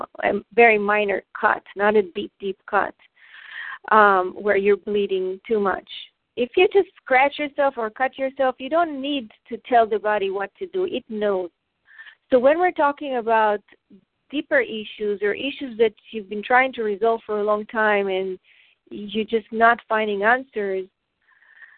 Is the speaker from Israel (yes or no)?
yes; Israel; I grew up in Israel